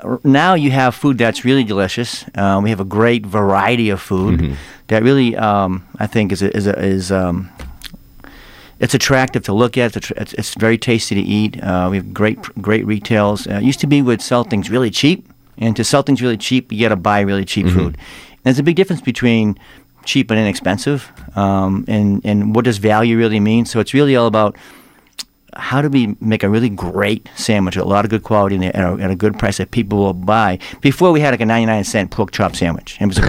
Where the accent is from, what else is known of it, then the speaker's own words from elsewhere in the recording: Watertown, Massachusetts, United States; Just outside, Watertown.